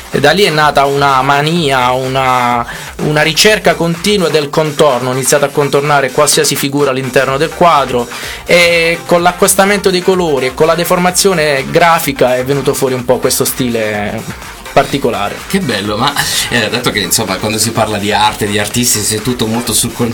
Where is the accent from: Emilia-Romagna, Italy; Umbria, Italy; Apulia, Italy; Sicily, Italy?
Apulia, Italy; Acquaviva delle Fonti; Acquaviva delle Fonti, una cittadina all'interno del, del Barese, a due passi dalla Murgia immersa nei bellissimi colori dei paesaggi pugliesi